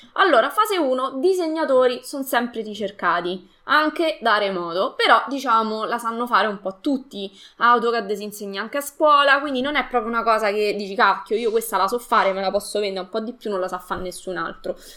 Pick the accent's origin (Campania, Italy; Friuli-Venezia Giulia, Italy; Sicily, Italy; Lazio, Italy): Lazio, Italy; Latina; Io sono di Latina, al sud di Roma